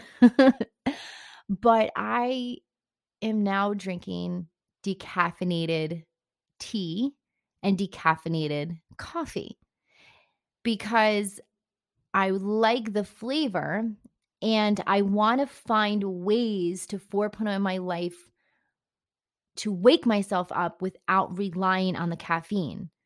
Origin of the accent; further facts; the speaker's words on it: Bergen County, New Jersey, United States; I am from Bern County originally